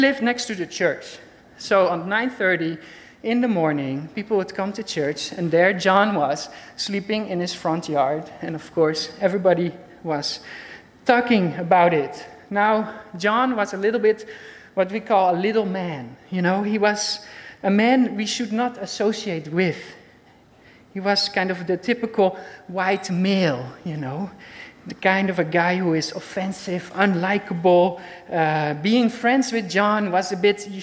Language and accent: English; Netherlands; accent: Dutch; English is a second language; moved away as an adult; now in Switzerland; I did grow up in Holland